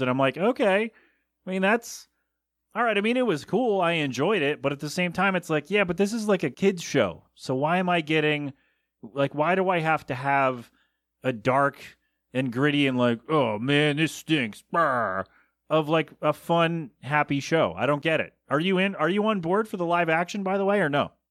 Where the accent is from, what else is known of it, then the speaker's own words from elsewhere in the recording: Bristol, Pennsylvania, United States; moved away; my hometown of Bristol, P